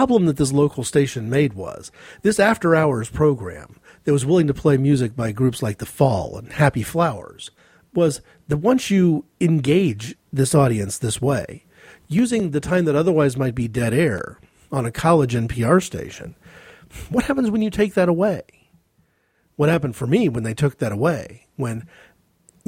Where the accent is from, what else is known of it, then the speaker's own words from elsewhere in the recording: United States; as an American